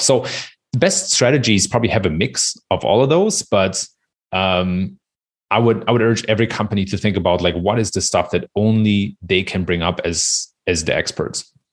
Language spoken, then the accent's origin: English; Germany; I was born and raised in Germany